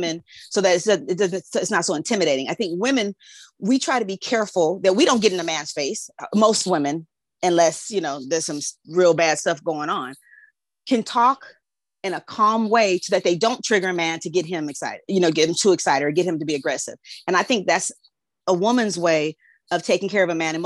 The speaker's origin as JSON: {"language": "English", "town": "Los Angeles", "region": "California", "country": "United States", "tie": "born or raised there", "said": "growing up in South Central"}